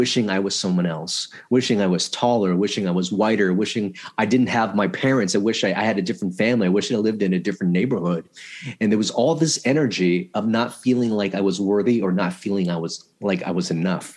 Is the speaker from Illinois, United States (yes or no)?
no; Los Angeles, California, United States; also born or lived in Vietnam / Philippines; I grew up in Chinatown, LA, which is really poor immigrant neighborhood at the time